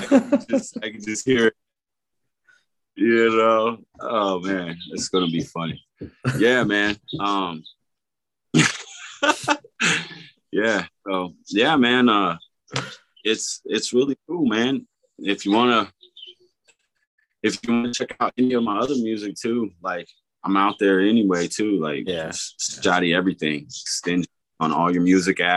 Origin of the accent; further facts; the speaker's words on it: Oklahoma, United States; also born or lived in Miami; now in Iowa, United States; we're from Oklahoma